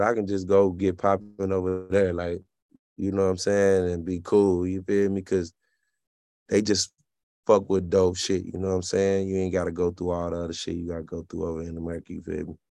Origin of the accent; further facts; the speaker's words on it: Alabama, United States; moved away; also born or lived in Kentucky; growing up in Alabama